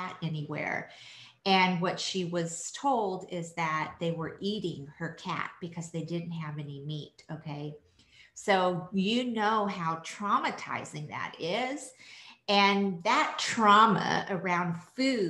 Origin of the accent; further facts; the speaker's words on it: France; I was born in France